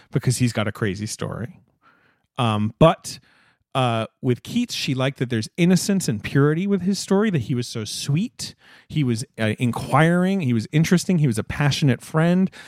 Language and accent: English; London, United Kingdom; moved away; I grew up in North London.